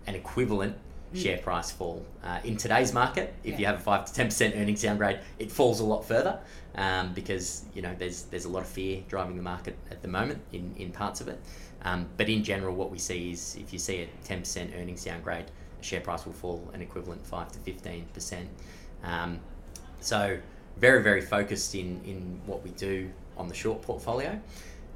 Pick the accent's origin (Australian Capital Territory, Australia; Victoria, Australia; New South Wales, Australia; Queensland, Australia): New South Wales, Australia; Blue Mountains; we all grew up in regional areas of Australia. I'm from the Blue Mountains.